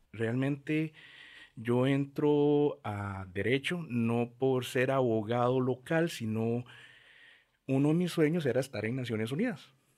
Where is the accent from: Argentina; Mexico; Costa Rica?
Costa Rica; Montes de Oca and Curridabat, San José; Crecí en Montes de Oca y Curriabat